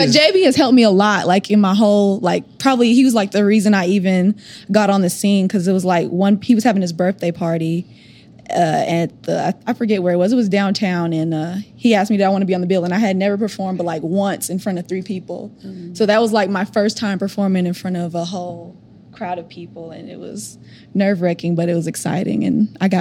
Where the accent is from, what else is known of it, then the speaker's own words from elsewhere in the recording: Oklahoma, United States; I'm from Oklahoma.